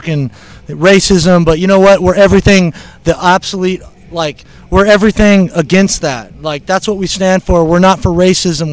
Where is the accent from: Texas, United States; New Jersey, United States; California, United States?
California, United States; Upland; I grew up in Upland, in Ontario.